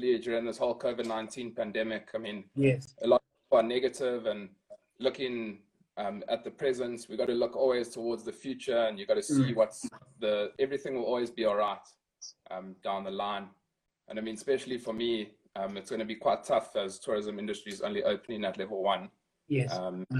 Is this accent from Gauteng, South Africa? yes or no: yes; Johannesburg, Gauteng, South Africa; moved away as an adult; also born or lived in KwaZulu-Natal; born and bred in Joburg